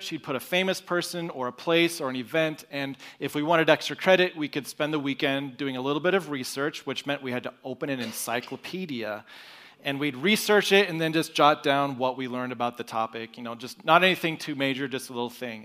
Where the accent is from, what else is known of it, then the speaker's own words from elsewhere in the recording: Broken Arrow, Oklahoma, United States; moved away; I was born and raised in Broken Arrow, Oklahoma. So I am an Okie